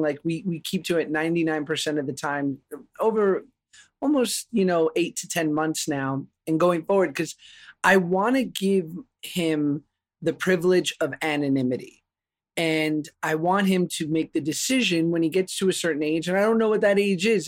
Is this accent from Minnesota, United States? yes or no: no; New York, United States; I grew up in New York